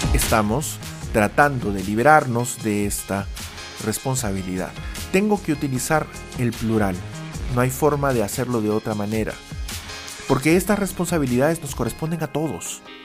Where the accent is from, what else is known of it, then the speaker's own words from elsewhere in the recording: Peru; somos solamente peruanos adultos entre los 18 y los 64 eh, años